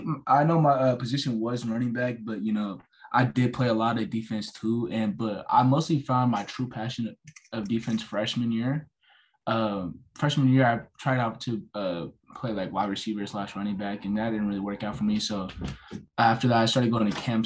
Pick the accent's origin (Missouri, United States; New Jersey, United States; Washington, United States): Washington, United States; Auburn; I'm from Auburn, Washington